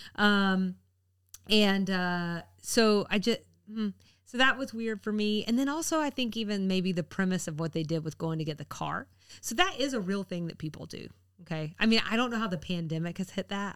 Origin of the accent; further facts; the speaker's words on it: the South, United States; being a Southerner